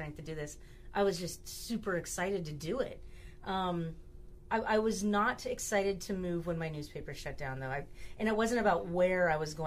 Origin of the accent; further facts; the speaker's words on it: Ohio, United States; moved away as an adult; also born or lived in San Diego / Southern California / Seattle; I grew up in Ohio, and I went to undergrad in San Diego.